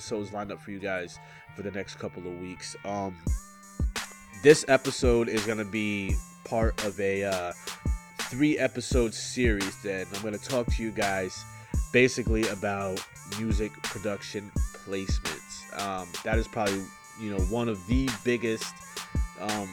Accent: Kingston, New York, United States; from my hometown, Kingston, New York.

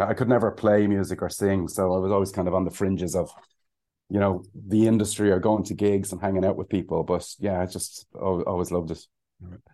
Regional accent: Ireland; also born or lived in London / Cayman Islands; we're Irish

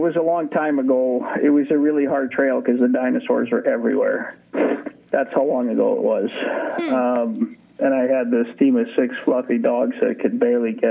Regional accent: Ukraine; also born or lived in Soviet Union; now in Willow, United States; I was born in what is now Ukraine

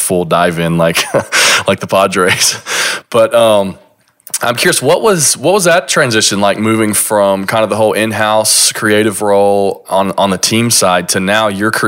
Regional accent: Kentucky, United States; moved away; my hometown, my small little Kentucky hometown

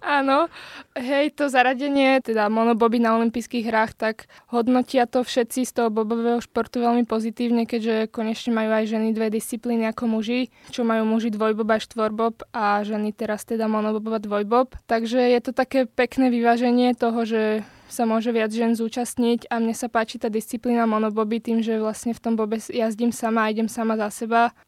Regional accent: Slovakia; also born or lived in Bratislava; na Slovensku

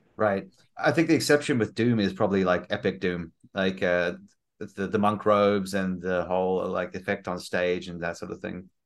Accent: South Africa; moved away; I'm originally South African.

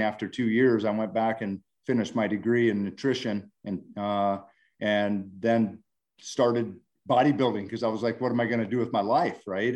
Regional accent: Montana, United States; moved away; born and raised in Montana.

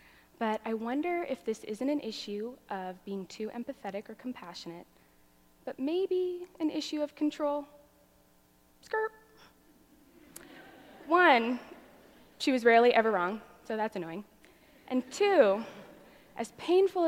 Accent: Arizona, United States; I grew up in Arizona

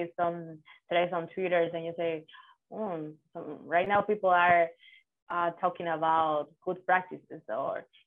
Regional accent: Dominican Republic; I'm from Dominican Republic as a full-time developer

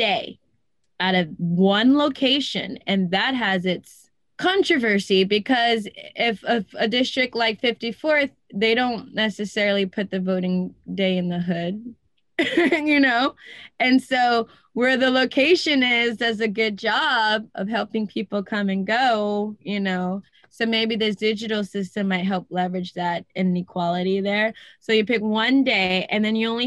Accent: Los Angeles, California, United States; also born or lived in Culver City / Venice / West LA; I was raised in South LA. We used to call it South Central, but now it's South

